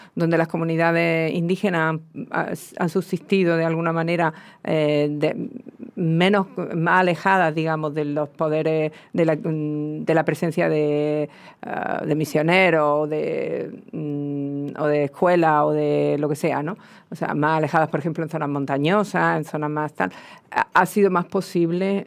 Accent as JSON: {"language": "Spanish", "area": "south of the Iberian Peninsula", "region": "southern Spain", "country": "Spain", "accent": "southern peninsular Spanish", "moved": "yes", "said": "otro tipo de acento que tiene que ver con el sur de la península, con el mío"}